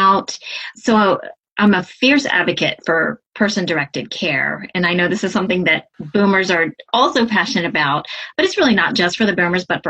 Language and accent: English; Southeastern Virginia, United States; now in Hudson Valley, New York, United States; originally I am from Southeastern Virginia, but now I'm living in the Hudson Valley area of New York